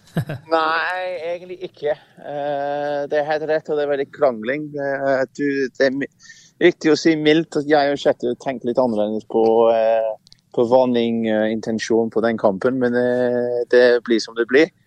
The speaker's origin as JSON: {"language": "Norwegian", "region": "England", "country": "United Kingdom", "tie": "born or raised there", "second_language": "Norwegian", "moved": "as an adult", "lives_now": "Norway", "said": "Jeg har vokst opp i England"}